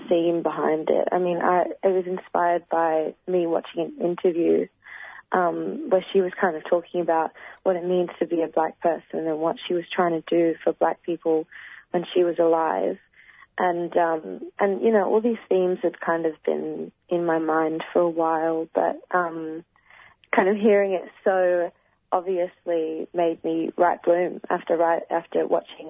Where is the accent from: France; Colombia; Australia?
Australia; as a black woman growing up in Australia